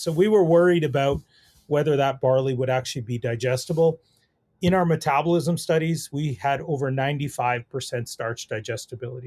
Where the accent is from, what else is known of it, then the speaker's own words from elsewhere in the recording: Saskatoon, Saskatchewan, Canada; I grew up in the Saskatoon area, really grew up in the city